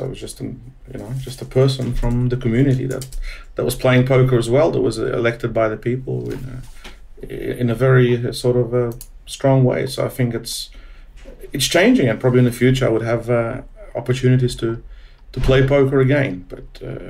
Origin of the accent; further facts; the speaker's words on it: Australia; Since I've been a gambler since a kid, and growing up in Australia since 12 years old, you know, I guess I was addicted to gambling in some form.